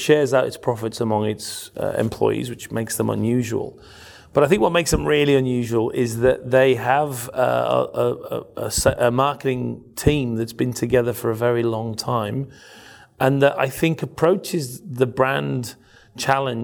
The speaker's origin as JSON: {"language": "English", "country": "United Kingdom", "moved": "yes", "said": "a British, ex-British citizen"}